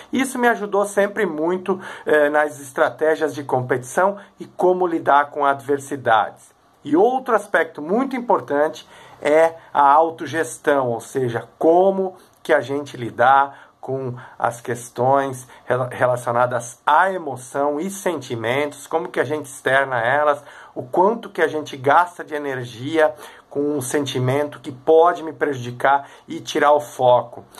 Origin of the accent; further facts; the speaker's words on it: Três Coroas, Rio Grande do Sul, Brazil; sou de Três Coroas